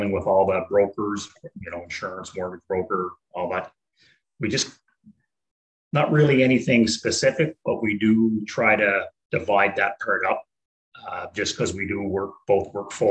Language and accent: English; Prince Edward Island, Canada; moved away; we're from Prince Edward Island.